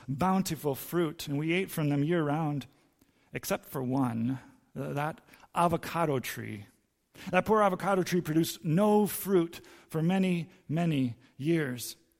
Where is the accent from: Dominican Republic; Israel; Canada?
Dominican Republic; Santo Domingo, Distrito Nacional; I grew up in Santo Domingo, and our yard in Santo Domingo in the D R was full of fruit trees